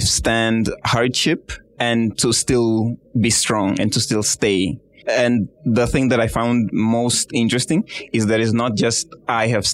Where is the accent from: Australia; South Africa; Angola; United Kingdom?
Angola; moved away as an adult; now in Kenya; Originally, I'm from Angola. I've been studying in Mount Kenya University for like 3 years now.